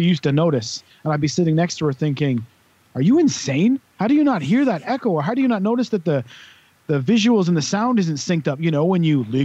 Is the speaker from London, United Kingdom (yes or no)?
no; Wales, United Kingdom; also born or lived in Cwmbran, South Wales; when you're Welsh